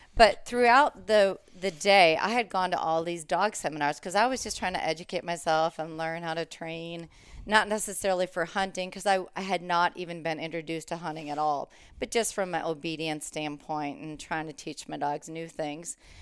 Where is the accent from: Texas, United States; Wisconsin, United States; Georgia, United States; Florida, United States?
Wisconsin, United States; Green Bay; moved away as an adult; also born or lived in Kansas; now in Minnesota, United States; I grew up in Green Bay, Wisconsin